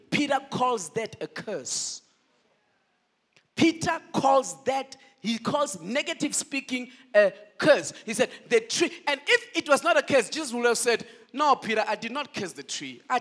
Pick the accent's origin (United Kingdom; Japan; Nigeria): Nigeria; No, I did not know which side to belong because I love South Africa, but I'm a Nigerian.